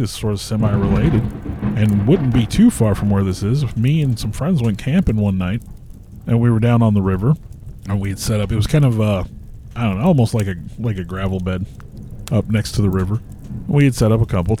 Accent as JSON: {"language": "English", "area": "Pulaski County", "region": "Missouri", "country": "United States", "tie": "born or raised there", "moved": "as an adult", "lives_now": "Lebanon, United States", "said": "I was born and raised in Pulaski County, lived there my entire life."}